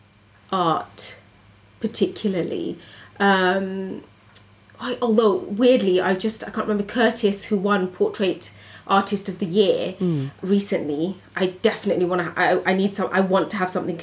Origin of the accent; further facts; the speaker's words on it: United Kingdom; as a British Bangladeshi woman growing up in a community